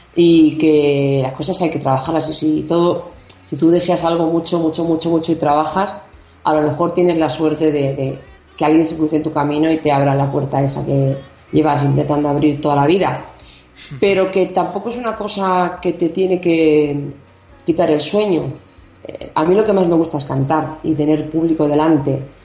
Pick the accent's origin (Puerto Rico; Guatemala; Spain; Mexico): Spain; Barcelona, Catalonia; soy catalana, porque nací en Barcelona